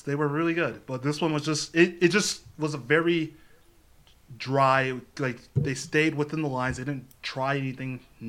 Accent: Columbus, Ohio, United States; I grew up in Columbus.

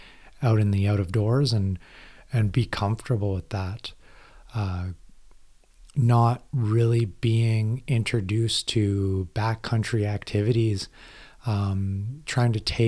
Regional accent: Iqaluit, Nunavut, Canada; Growing up in Iqaluit, Nunavut, I was surrounded by the Inuit culture, a lot of hunting when my family first moved up there.

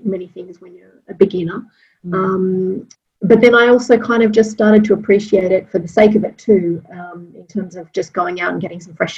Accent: Sydney, New South Wales, Australia; moved away; I'm from Sydney originally

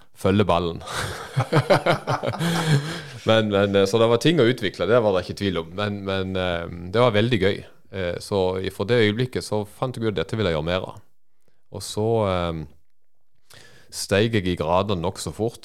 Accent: Feda, Agder, Norway; vi er begge fra Kvinesdal kommune

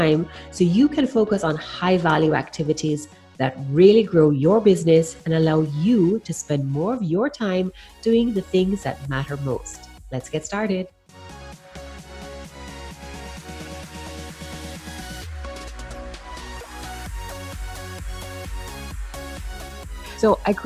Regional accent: Jamaica; I'm from the Caribbean, and if you didn't already pick up the accent, I'm a proud Jamaican woman.

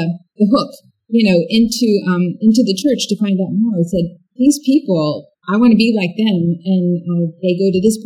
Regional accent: Pennsylvania, United States; I grew up in Pennsylvania

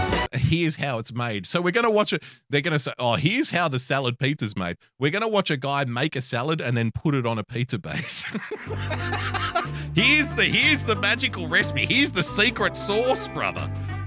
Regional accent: New York, United States; now in Los Angeles, United States; Did I tell you I was from New York? You know I'm from New York, by the way. Didn't you know that? I am from New York.

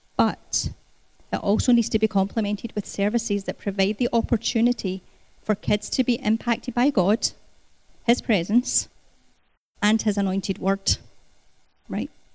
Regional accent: Scotland, United Kingdom; moved away as an adult; also born or lived in Canada; I was born in Scotland. Um, I emigrated to Canada 20 years ago when Gary and I got married

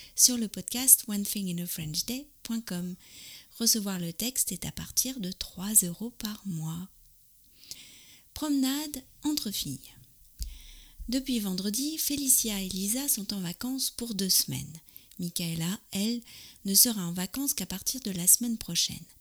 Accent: France; je suis française, j'habite près de Paris

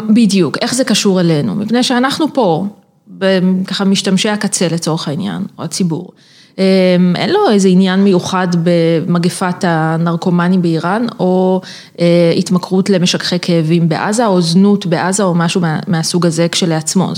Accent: Israel; accent: Israeli; יש לי מבטא ישראלי אה, מגעיל

